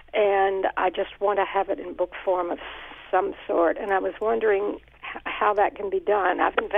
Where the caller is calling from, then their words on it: Bethlehem, United States; Oh, all right. I'm from Bethlehem